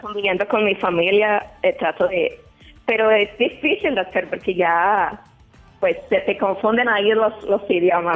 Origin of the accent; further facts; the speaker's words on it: Guanajuato, Mexico; now in Chicago, United States; Yo soy de, Guanajuato